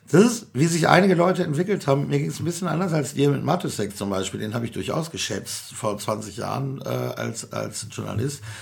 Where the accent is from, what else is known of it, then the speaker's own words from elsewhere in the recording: North Rhine-Westphalia, Germany; weil ich komme aus Nordrhein-Westfalen, wir haben das jedenfalls nicht gehört